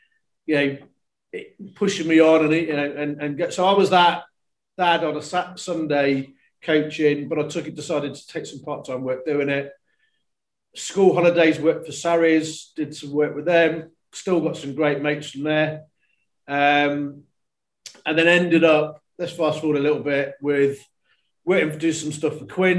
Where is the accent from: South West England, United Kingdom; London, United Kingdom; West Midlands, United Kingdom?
South West England, United Kingdom; Tewkesbury; also born or lived in Cheltenham / Worcester; I was born in Cheltenham originally and grew up in Tewkesbury, the town of Tewkesbury. And then onto Worcester.